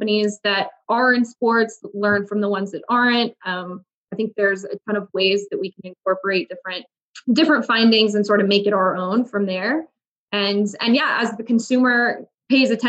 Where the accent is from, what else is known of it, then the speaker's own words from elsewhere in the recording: New Mexico, United States; I grew up in New Mexico